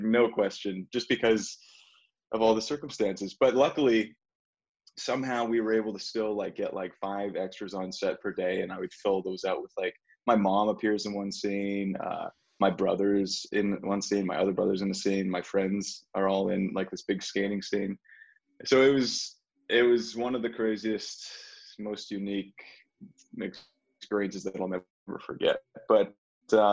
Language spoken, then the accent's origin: English; Edmonton, Alberta, Canada; moved away; that's my hometown